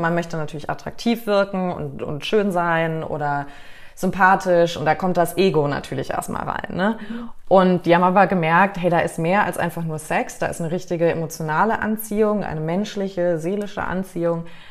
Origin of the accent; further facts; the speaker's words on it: United States; moved away; also born or lived in Canada / Mallorca, Spain / Germany; weil ich bin ja in Amerika aufgewachsen, war jetzt lange in Kanada